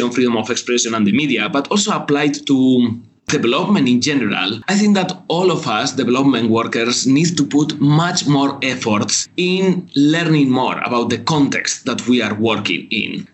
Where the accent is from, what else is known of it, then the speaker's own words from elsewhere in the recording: Spain; moved away as an adult; also born or lived in Jakarta, Indonesia; now in Indonesia; I'm from Spain